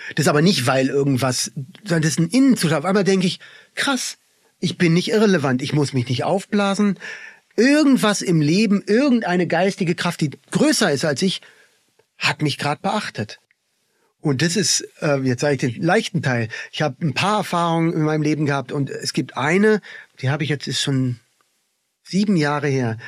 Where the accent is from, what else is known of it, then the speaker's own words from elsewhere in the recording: Berlin, Germany; now in Tamera, Portugal; ich bin ja im Kinderladen aufgewachsen in Berlin.